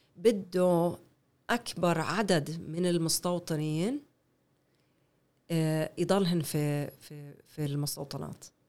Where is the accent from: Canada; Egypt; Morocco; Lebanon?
Canada; Arabic is a second language; moved away as an adult; now in Haifa, Israel; أنا ربيت في كندا، كل حياتي بكندا. ربيت في كندا